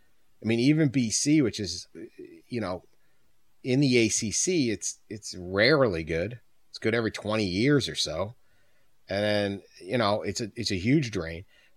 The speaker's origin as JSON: {"language": "English", "town": "Boston", "region": "Massachusetts", "country": "United States", "tie": "born or raised there", "lives_now": "Detroit, United States", "said": "I grew up in Boston."}